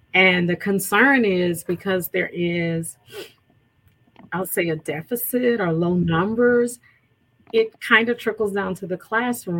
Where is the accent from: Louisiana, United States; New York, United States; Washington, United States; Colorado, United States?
Louisiana, United States; moved away as an adult; now in Virginia, United States; Born and raised.